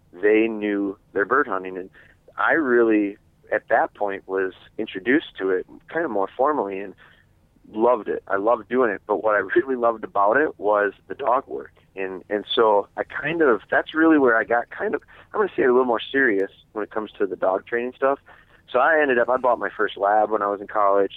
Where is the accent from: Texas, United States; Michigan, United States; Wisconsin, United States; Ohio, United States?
Wisconsin, United States; I'm from Wisconsin